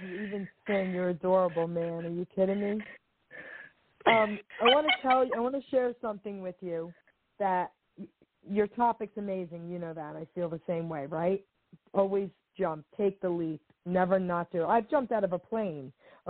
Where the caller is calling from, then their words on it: New Jersey, United States; I'm calling from New Jersey.